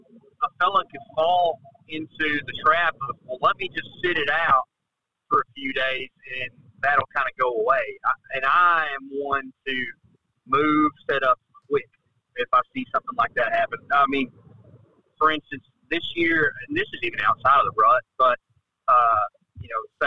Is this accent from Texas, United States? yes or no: yes; Texas, United States; I mean, I'm from Texas, right?